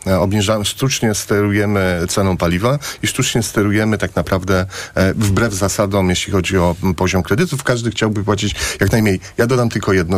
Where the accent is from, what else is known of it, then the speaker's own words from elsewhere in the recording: Płock, Masovian Voivodeship, Poland; Ja jestem z Płocka, mam kolegów, którzy pracują w Orlenie